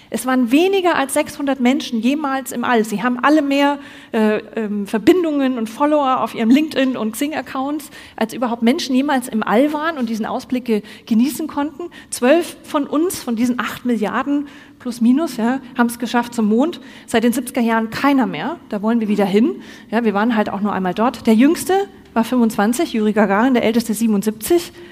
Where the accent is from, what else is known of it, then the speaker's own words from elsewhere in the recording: Bavaria, Germany; now in Cologne, Germany; Im Übrigen, ich bin nicht ganz aus Köln. Ich bin eigentlich gebürtige Fränkin. Man hört es nicht mehr.